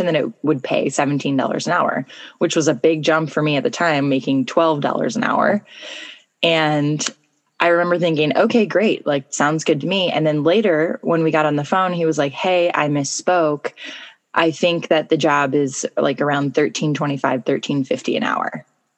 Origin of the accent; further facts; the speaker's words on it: St. Louis, Missouri, United States; moved away as an adult; also born or lived in North Carolina / Spain / Argentina; I grew up in St. Louis and I moved away for college